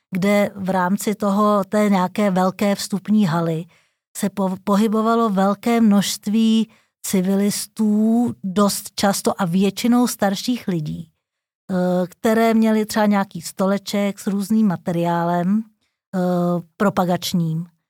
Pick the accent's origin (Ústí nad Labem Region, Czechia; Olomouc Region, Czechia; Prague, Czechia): Prague, Czechia; jsem Pražák, Narodila jsem se tady, žiju celý život v Praze